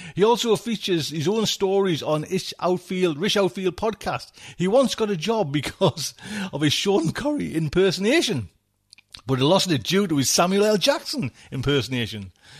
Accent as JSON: {"language": "English", "region": "England", "country": "United Kingdom", "said": "we're English, man."}